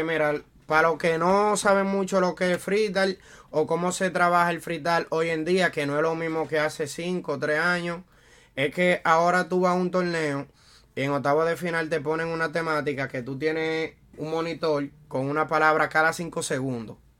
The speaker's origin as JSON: {"language": "Spanish", "town": "Santo Domingo", "country": "Dominican Republic", "moved": "as an adult", "lives_now": "New York, United States", "said": "yo soy de República Dominicana, Santo Domingo. Y llegué aquí en el 2013."}